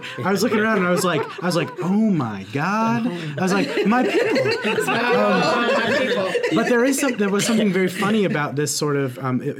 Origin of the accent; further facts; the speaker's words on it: California, United States; now in Baltimore, United States; being a kind of standard issue white dude in America, growing up in California, living in a few different states